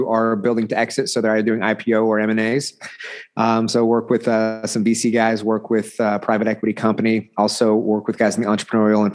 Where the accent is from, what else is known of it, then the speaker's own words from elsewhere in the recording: Bixby, Oklahoma, United States; I'm from Oklahoma. You know, small rural town called Bixby, which is just south of Tulsa proper, which kind of everybody knows Tulsa. And so I've been here my entire life